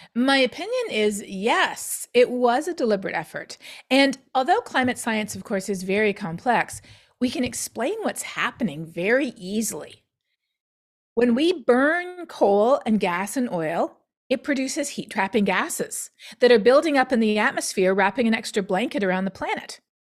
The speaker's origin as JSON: {"language": "English", "country": "Canada", "moved": "yes", "lives_now": "United States", "said": "being Canadian is actually very important for me working in climate change in the United States"}